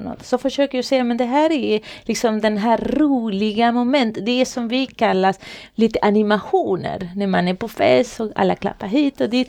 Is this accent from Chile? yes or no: yes; Chile; Swedish is a second language; moved away as an adult; now in Sweden; Jag kommer ifrån Chile. Ah. Det är där jag kommer ifrån. Men jag, jag har bott här i Sverige i många år nu